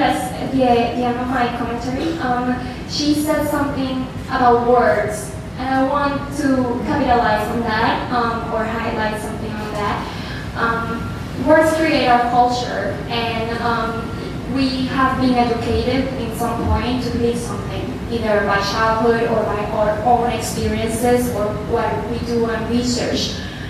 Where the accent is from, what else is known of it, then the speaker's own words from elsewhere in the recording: Puerto Rico; So I'm from Puerto Rico.